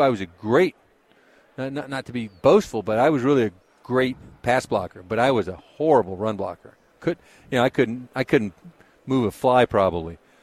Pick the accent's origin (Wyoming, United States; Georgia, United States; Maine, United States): Georgia, United States; I grew up in Georgia.